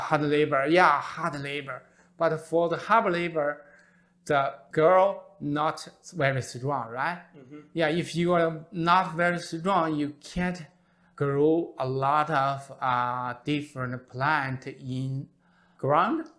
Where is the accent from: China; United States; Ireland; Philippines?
China; born or raised there; English is a second language; moved away